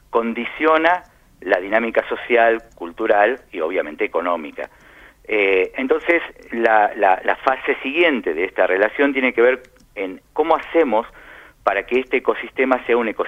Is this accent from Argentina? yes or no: yes; Argentina; also born or lived in Lima, Peru; now in Madrid, Spain; Sí, nos fuimos de Argentina en febrero de 2010.